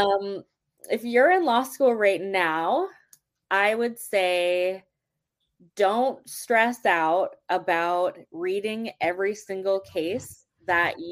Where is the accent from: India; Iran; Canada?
Canada; moved away; also born or lived in Vancouver, British Columbia; I'm Canadian